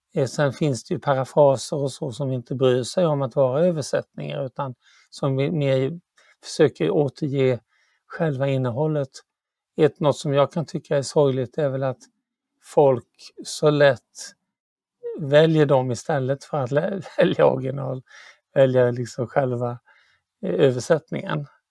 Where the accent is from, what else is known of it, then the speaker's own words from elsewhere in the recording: Sweden; jag är ju svensk